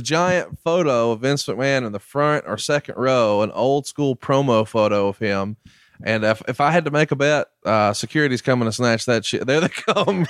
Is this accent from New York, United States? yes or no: no; Alabama, United States; I'm from Alabama.